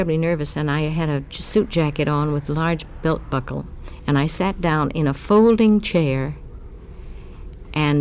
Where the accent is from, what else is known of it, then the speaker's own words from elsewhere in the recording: Los Angeles, California, United States; moved away; I was brought up in Hollywood because my father was an actor